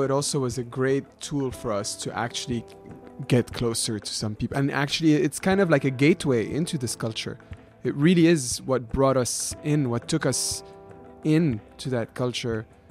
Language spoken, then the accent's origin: English; Lebanon; moved away as an adult; now in Canada; my experience growing up in Lebanon